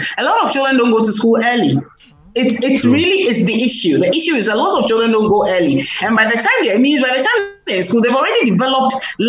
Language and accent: English; Ghana; accent: Ghanaian English